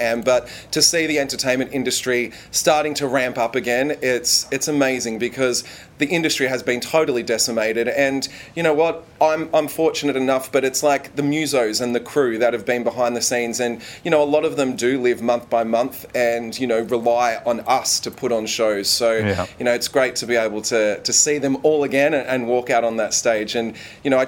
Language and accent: English; Melbourne, Victoria, Australia; my hometown